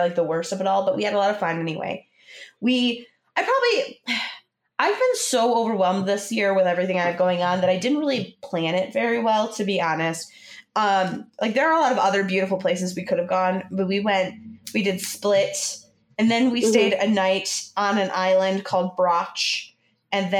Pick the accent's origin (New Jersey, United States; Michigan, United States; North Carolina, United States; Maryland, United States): Michigan, United States; we're from Michigan